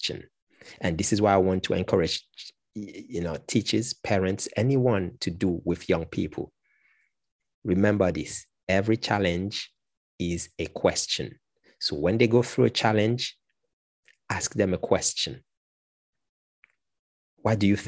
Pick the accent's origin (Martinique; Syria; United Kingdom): Martinique; I come from Martinique, which is a French Caribbean island, and I am a qualified teacher, language teacher